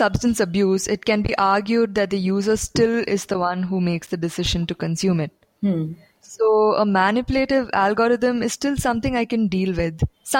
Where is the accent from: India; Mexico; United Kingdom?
India